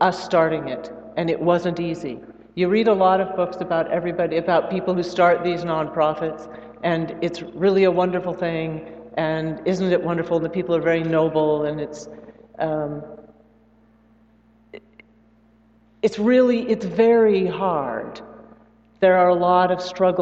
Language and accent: English; the Northwest, Pacific Northwest, United States; also born or lived in Brazil; I'm from the Northwest